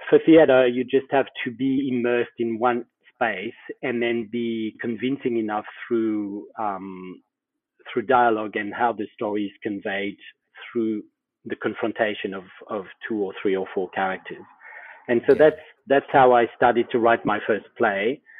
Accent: Australia; okay, I can be Australian, not Australian enough maybe, but you know, I'm Australian.

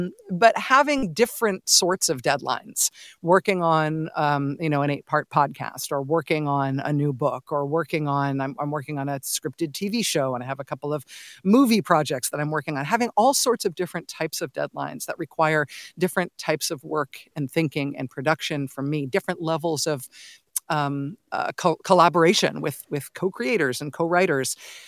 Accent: Castro Valley, California, United States; My parents still live in the house that I grew up in Castro Valley. I still have lots of ties to the Bay Area.

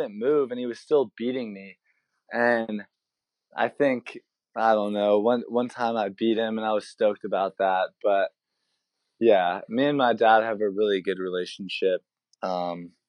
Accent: San Diego, California, United States; I'm from San Diego

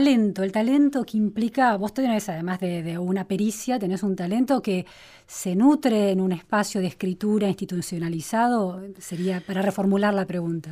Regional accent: Trenque Lauquen, Buenos Aires Province, Argentina; Yo viví de chica en Trenquelauca, ¿no? una ciudad de, la provincia de Buenos Aires

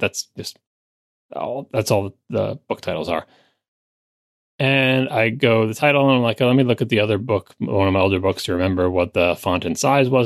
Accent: Long Island, New York, United States; moved away; I grew up on Long Island. I love Long Island

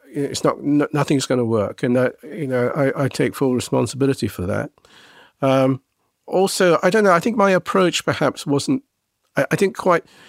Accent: England, United Kingdom; I was a Japanese boy growing up in England.

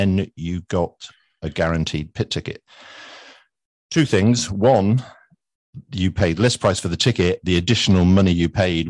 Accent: United Kingdom; I know I'm British and therefore I'll go into caricature.

